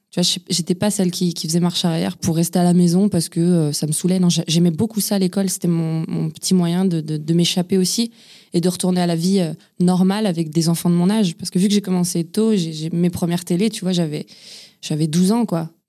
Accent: Lyon, Auvergne-Rhône-Alpes, France; also born or lived in Ain; Je suis né à Montplaisir, c'est à Lyon. J'ai grandi, euh, on a beaucoup déménagé euh, avec ma famille. J'ai grandi à Lyon, euh, j'ai grandi aussi, j'ai vécu dans l'Ain aussi.

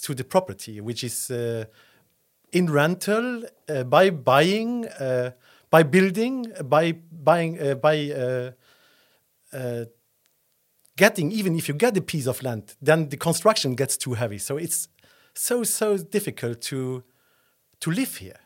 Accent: Esch-sur-Alzette, Luxembourg; also born or lived in Dudelange; now in Luxembourg City, Luxembourg; I was born in Dudelange, and then I grew up in Escherichia Alzett, and then I moved, uh, to the city when I was, uh, twenty

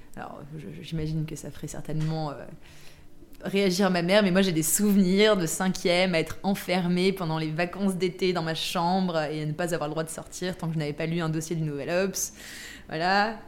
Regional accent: Versailles, Île-de-France, France; j'ai grandi à Versailles

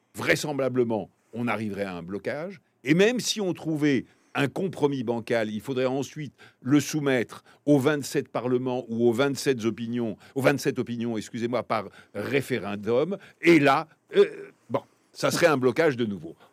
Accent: France; je suis français

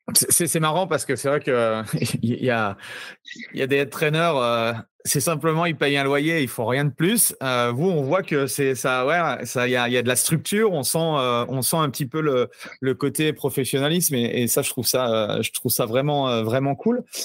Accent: France; chez nous en France

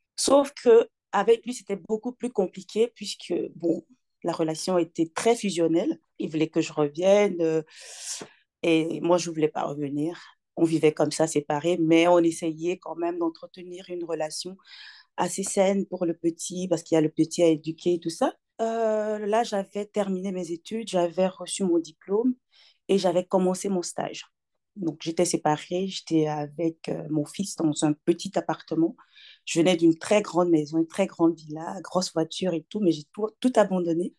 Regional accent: Togo; moved away as an adult; now in Belgium; Je suis née au Togo, j'ai grandi au Togo. Euh, j'ai quitté le Togo, j'avais 25 ans

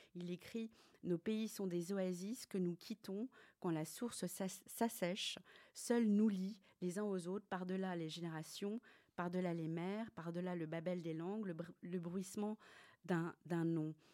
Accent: Paris, Île-de-France, France; moved away as an adult; now in Brussels, Belgium; je suis française, je suis née à Paris.

